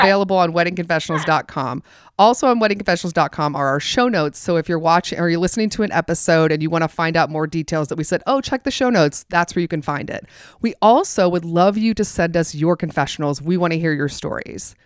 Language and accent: English; the South, United States; I grew up in the South